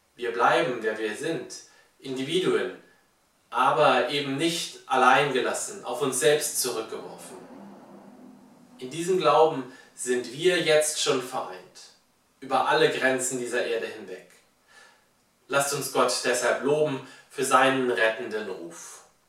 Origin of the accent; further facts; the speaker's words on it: Germany; wir als Deutsche